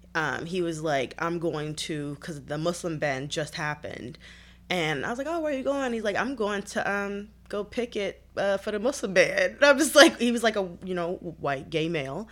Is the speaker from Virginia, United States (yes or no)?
no; Detroit, Michigan, United States; I grew up in Detroit, born and raised